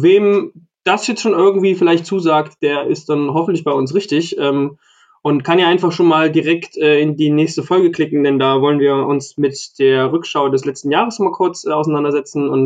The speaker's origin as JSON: {"language": "German", "region": "Thuringia", "country": "Germany", "said": "Ich komme ja aus Thüringen, aus Südthüringen. Das ist schon wieder so nah äh, an Franken dran, dass bei uns, glaube ich, irgendwie nur 20 Kilometer weiter weg man auch so spricht."}